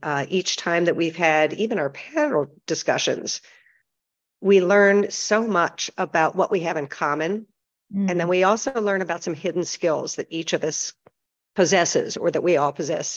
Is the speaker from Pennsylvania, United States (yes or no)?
yes; Pennsylvania, United States; also born or lived in Michigan; now in Las Vegas, United States; I grew up originally in Pennsylvania, went to school in Michigan, and I've lived in Las Vegas since 1979